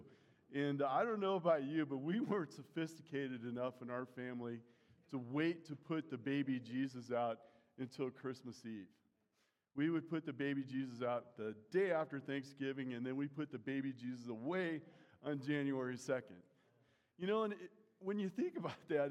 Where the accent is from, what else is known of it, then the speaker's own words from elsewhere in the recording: United States; We're Americans